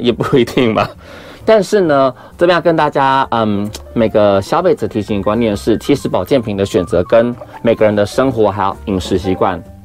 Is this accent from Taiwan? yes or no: yes; Yunlin County, Taiwan; 我们云林那边啊，就很乡下，穷乡僻野嘛